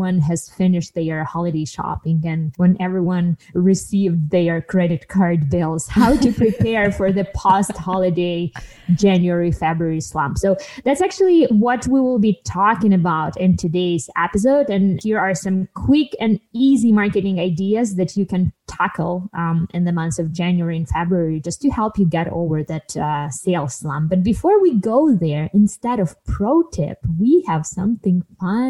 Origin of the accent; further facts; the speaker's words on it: Ukraine; moved away; I'm from Ukraine originally, and we celebrate St. Nicholas Day